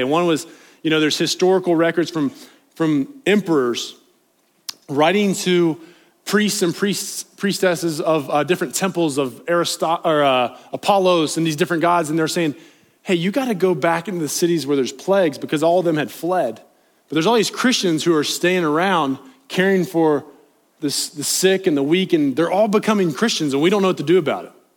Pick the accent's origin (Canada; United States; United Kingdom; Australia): United States; Appalachia; accent: Appalachian; my Appalachian accent